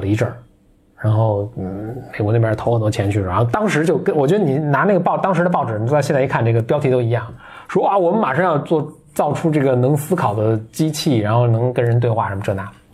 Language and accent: Chinese; Beijing, China; accent: Beijing dialect; 我在说北京话跟普通话的时候